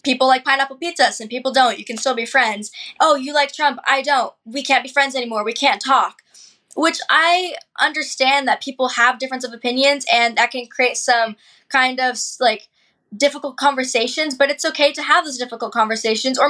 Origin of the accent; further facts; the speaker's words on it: Seattle, Washington, United States; Growing up in the Seattle area